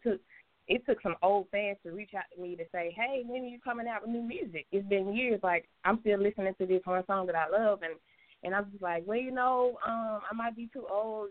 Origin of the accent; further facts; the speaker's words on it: Memphis, Tennessee, United States; moved away as an adult; also born or lived in Georgia / Atlanta, Georgia; I'm actually born in Georgia, uh, raised in Memphis, Tennessee